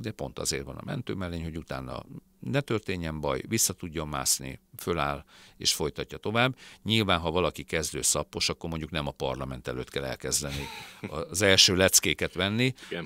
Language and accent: Hungarian; Hungary; now in Budapest, Hungary; Dunamenti gyerek vagyok, vidékről származom, Dunamenti városból